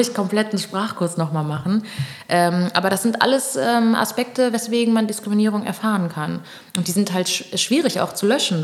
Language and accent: German; Düsseldorf, North Rhine-Westphalia, Germany; also born or lived in Pernambuco, Brazil; now in Berlin, Germany; ich bin in Düsseldorf aufgewachsen